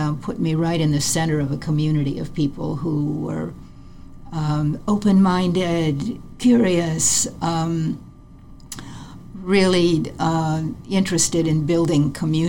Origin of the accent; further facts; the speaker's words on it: Ohio, United States; also born or lived in Detroit; In the Midwest, in Ohio, and then my husband was working for GM in Detroit.